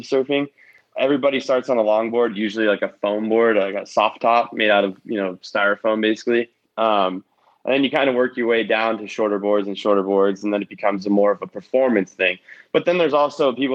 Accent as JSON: {"language": "English", "region": "Southern California", "country": "United States", "tie": "born or raised there", "also_born_or_lived": "Nashville, Tennessee", "lives_now": "Malibu, United States", "said": "I am born in SoCal"}